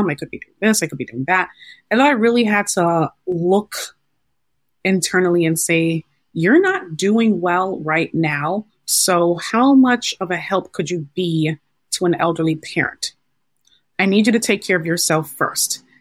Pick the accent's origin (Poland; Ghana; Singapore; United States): Ghana; I am the only girl in my family. I'm Ghanaian, and my parents are like, what what do you mean you can't do this?